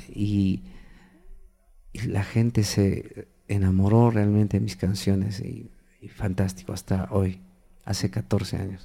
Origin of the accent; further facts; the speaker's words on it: Cusco, Peru; en el Cusco, mi ciudad natal, comencé a hacer eh, música